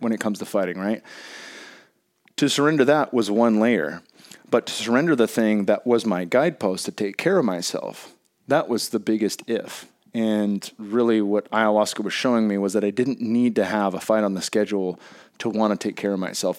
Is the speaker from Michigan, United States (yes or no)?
no; Bay Area, California, United States; growing up in the Bay Area